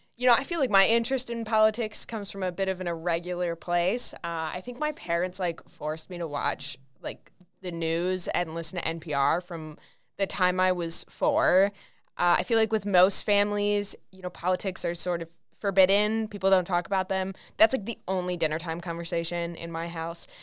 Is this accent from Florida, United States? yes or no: no; California, United States; now in Minnesota, United States; I'm from, I'm from California